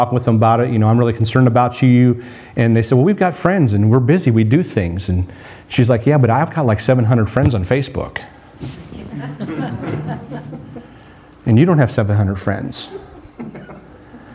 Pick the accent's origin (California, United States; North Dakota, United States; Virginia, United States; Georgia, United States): North Dakota, United States; I grew up in North Dakota on a farm